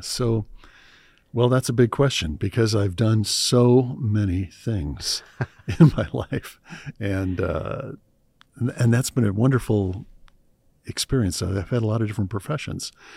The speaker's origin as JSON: {"language": "English", "town": "Cleveland", "region": "Ohio", "country": "United States", "tie": "born or raised there", "said": "I grew up in Cleveland, Ohio. Cleveland, Ohio in the U S A."}